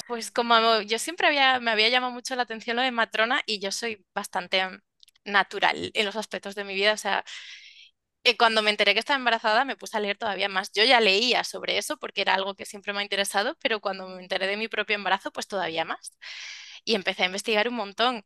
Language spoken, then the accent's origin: Spanish; Salamanca, Castile and León, Spain; now in Tenerife, Spain; soy de Salamanca, pero ahora vivo en Tenerife